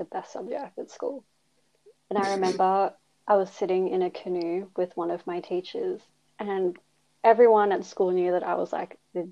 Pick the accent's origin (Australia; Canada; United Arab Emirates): Australia; Melbourne, Victoria; I grew up in Melbourne, Australia, same as Eliza and Sarah